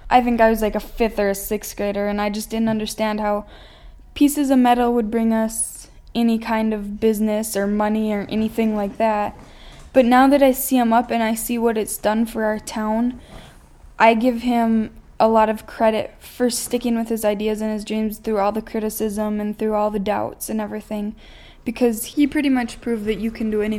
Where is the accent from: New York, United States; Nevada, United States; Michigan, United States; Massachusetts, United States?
Massachusetts, United States; Greenfield; I'm from Greenfield, Massachusetts.